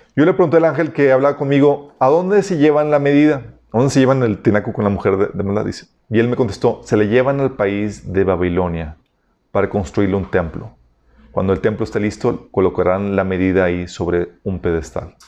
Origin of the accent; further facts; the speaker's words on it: Mexico; somos los mexicanos